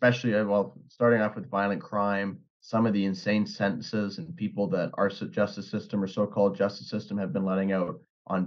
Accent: British Columbia, Canada; growing up on the West Coast or the left coast of Canada here in British Columbia, for the past 20 years

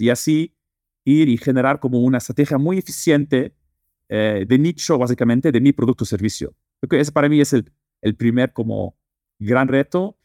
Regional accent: Netherlands; Spanish is a second language; also born or lived in Lebanon; now in Mexico; Yo eh, crecí y nací en Holanda, pero eh, mi familia es libanesa y también viví dos años en Líbano

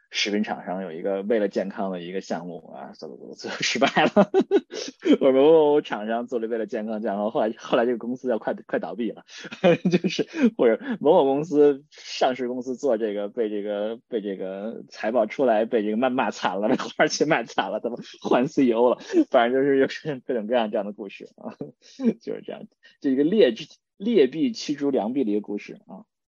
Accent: China; now in United States; 我们中国人

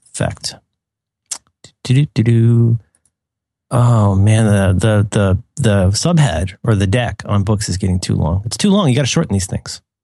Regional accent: Florida, United States; growing up in Florida.

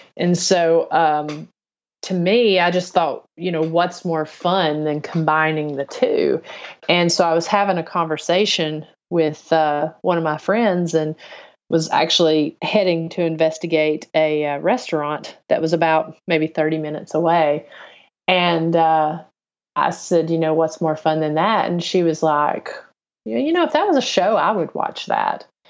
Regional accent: on the Kentucky line, northern Tennessee, United States; moved away as an adult; also born or lived in Chattanooga area, Tennessee; I grew up in North Tennessee on the, uh, Kentucky line

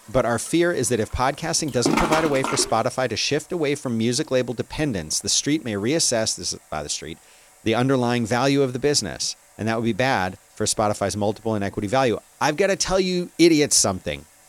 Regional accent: United States; I'm American.

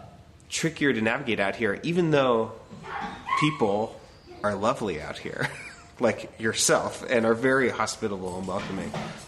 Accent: Portland, Oregon, United States; moved away as an adult; also born or lived in Philadelphia, Pennsylvania; now in Portland, United States; I grew up in Oregon, in the Portland area, and then moved to Philly for like 8 years.

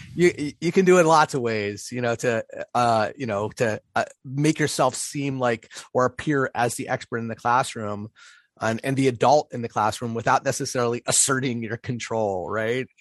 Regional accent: Pittsburgh, Pennsylvania, United States; moved away; I recently spent some time in, in Pittsburgh, which is my, my hometown.

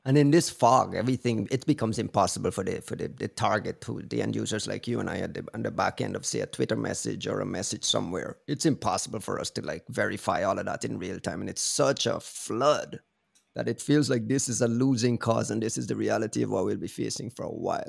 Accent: Guyana; I'm from Guyana

